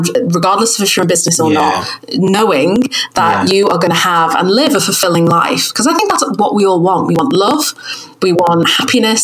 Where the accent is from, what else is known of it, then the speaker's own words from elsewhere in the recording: United Kingdom; accent: northern; my northern accent